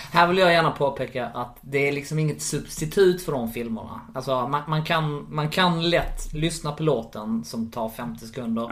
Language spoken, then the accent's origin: Swedish; Malmö, Skåne, Sweden; Jag är född i Malmö